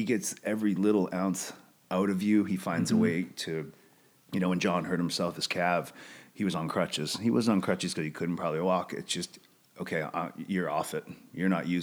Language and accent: English; Canada; now in United States; Being Canadian